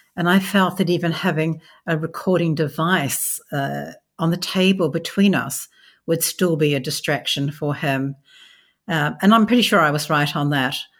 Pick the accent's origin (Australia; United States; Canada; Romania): Australia; I'm an Australian